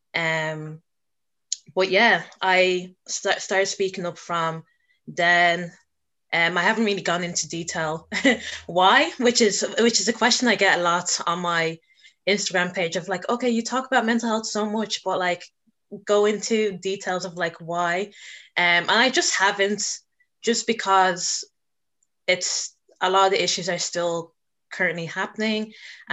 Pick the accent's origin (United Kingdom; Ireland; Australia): Ireland; Dublin, Leinster; I was born and raised in Dublin